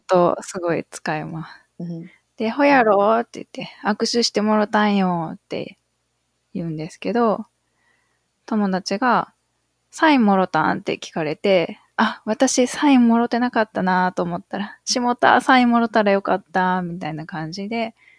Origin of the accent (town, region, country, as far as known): Iyo, Ehime, Japan; born or raised there; accent: Iyo dialect